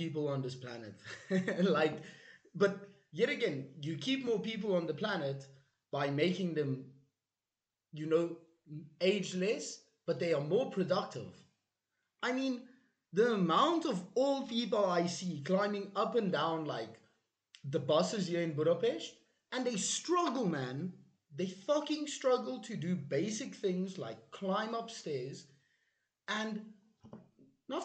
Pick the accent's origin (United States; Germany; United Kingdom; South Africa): South Africa; We are from South Africa